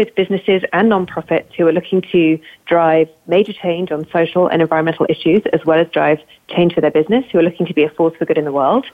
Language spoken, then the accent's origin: English; United Kingdom; accent: British; moved away as an adult; now in New York, United States; although I sound very British, I'm actually now a proud US citizen